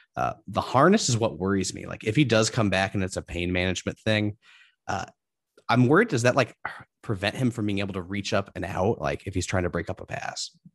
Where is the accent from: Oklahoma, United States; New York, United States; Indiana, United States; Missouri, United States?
Indiana, United States; Indianapolis; growing up in Indianapolis